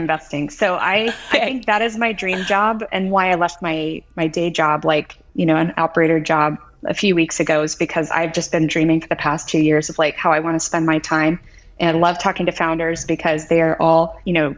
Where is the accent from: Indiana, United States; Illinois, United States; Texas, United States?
Indiana, United States; moved away as an adult; now in California, United States; I grew up in Indiana